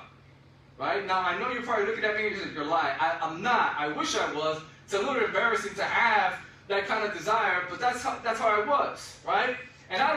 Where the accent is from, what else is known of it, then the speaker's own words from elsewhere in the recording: Chicago, Illinois, United States; now in Florida, United States; I am from Chicago, so I love the Chicago Bears